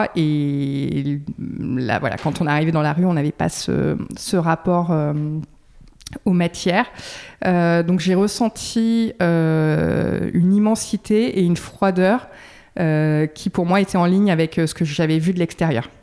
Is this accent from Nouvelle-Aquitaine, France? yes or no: yes; Dordogne, Nouvelle-Aquitaine, France; now in Bordeaux, France; je suis originaire de, de Dordogne